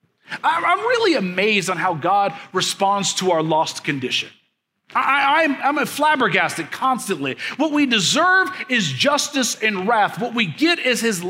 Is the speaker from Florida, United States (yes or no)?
no; Kansas City, Missouri, United States; moved away as an adult; also born or lived in Leavenworth, Kansas; now in mid-Missouri, United States; I grew up in Kansas City